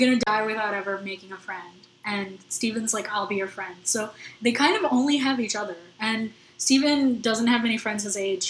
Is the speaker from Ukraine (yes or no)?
no; South India, India; and I'm South Indian. Like how strict they are, it feels very close to home.